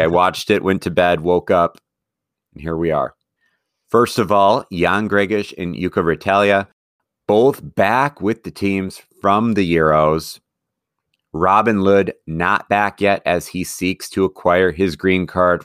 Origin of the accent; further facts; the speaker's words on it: Wisconsin, United States; moved away; growing up in Wisconsin